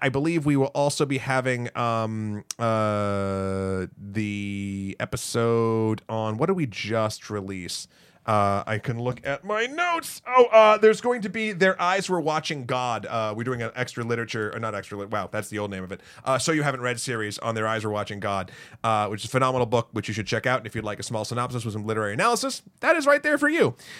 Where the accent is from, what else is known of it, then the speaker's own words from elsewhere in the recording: Milford, New Hampshire, United States; now in New York, United States; my hometown, Milford, New Hampshire